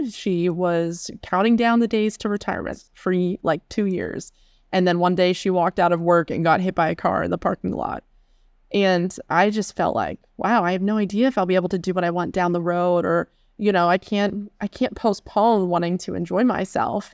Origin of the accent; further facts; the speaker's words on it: Pittsburgh, Pennsylvania, United States; moved away as an adult; also born or lived in Seattle / Chicago; I'm from Western P A originally, the Pittsburgh area, and I went to college in the area as well